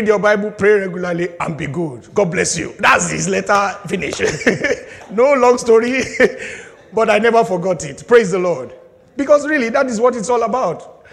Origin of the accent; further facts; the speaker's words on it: Nigeria; moved away as an adult; I was very young in secondary school, back in my home country, Nigeria, I was in boarding house